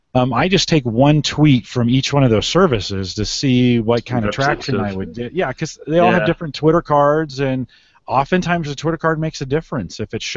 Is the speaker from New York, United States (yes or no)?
yes; Syracuse, New York, United States; He says I'm very Irish. I grew up in a town of Syracuse, New York.